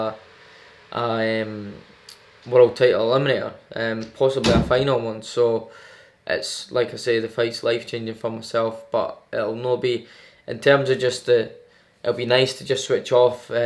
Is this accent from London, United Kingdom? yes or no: no; Edinburgh, Scotland, United Kingdom; We're both Scottish, we're both from Edinburgh